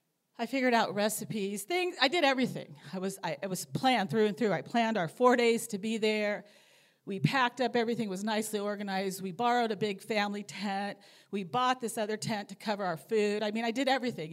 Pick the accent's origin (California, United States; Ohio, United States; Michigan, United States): California, United States; Anaheim; moved away as an adult; I grew up in Southern California, in Anaheim, just 5 minutes from Disneyland